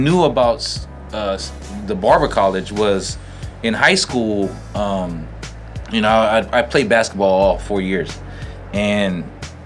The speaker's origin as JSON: {"language": "English", "town": "South San Francisco", "region": "California", "country": "United States", "tie": "born or raised there", "also_born_or_lived": "Daly City", "said": "I grew up in South City, Daly City, Westboro area"}